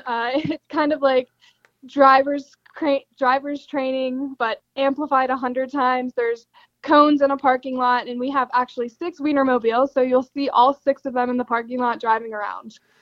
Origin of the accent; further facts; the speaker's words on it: Pittsburgh, Pennsylvania, United States; I am from Pittsburgh, Pennsylvania